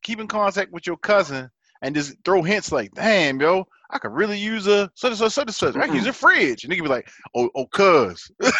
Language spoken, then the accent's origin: English; Baltimore, Maryland, United States; I'm from Baltimore, nigga.